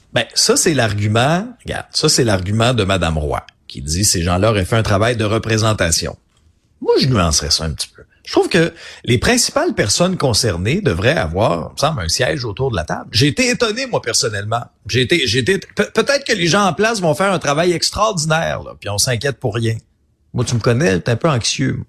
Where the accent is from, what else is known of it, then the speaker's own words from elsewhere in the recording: Abitibi, Quebec, Canada; also born or lived in Outaouais; now in Quebec City, Canada; je suis un gars de région. J'ai grandi en Abitibi